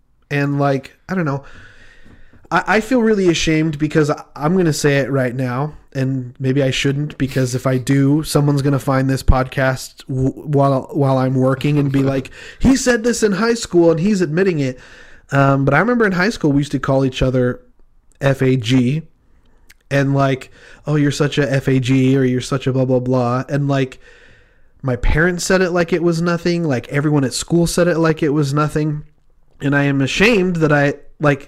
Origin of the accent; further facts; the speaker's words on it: Utah, United States; I grew up in Utah